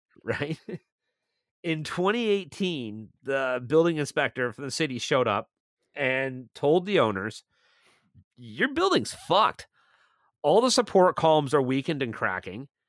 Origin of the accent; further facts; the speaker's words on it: Milton, Ontario, Canada; moved away as an adult; now in St. Catharines, Canada; my hometown of Milton